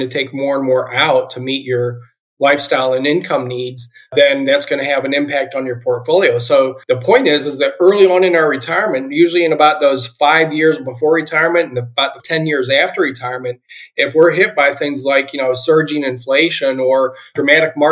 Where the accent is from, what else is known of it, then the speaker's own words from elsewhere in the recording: Akron, Ohio, United States; I am originally from Ohio. I grew up in the Akron, Ohio area